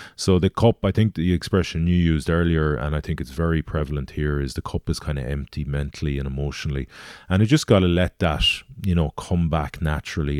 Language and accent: English; Galway, Connacht, Ireland; I'm from Galway, so rowing into my hometown